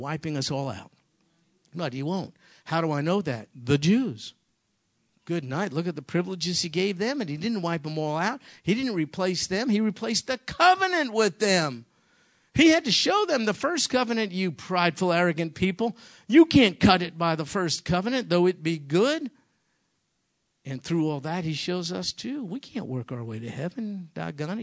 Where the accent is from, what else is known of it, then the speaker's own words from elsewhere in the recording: New York, United States; moved away; I'm from New York